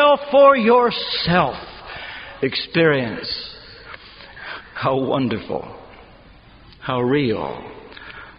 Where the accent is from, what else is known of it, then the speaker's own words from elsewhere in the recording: Ashland, Kentucky, United States; my hometown of Ashland, Kentucky